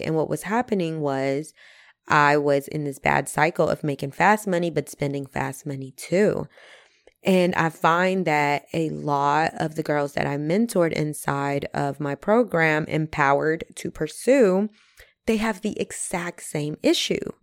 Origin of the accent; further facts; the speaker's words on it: Mexico; also born or lived in North Carolina; now in United States; Growing up in Mexico, my family was very middle class